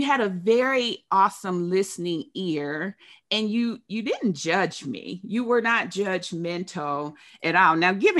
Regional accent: Dayton, Ohio, United States; I'm from Dayton.

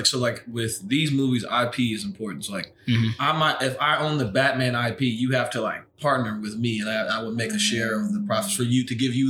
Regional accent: Maryland, United States; I am 24 years old, and I'm from Maryland

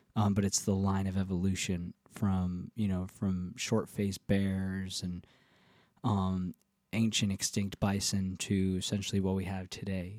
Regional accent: the Catskills, New York, United States; now in Nashville, United States; the Catskills uh, to the farm where I grew up

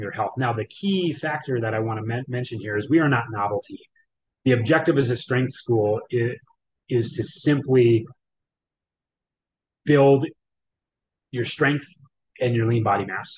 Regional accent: Wisconsin, United States; moved away as an adult; I'm from Wisconsin originally for the 30 years out of my 39 years of my life

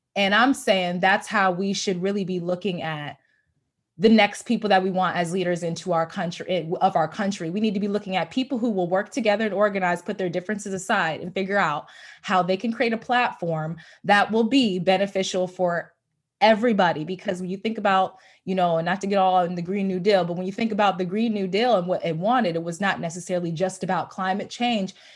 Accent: United States; I'm a African-American person living in America who's born here

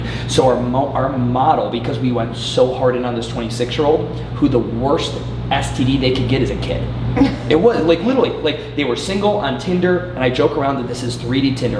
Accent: Cleveland, Ohio, United States; now in Charlotte, United States; I'm from Cleveland.

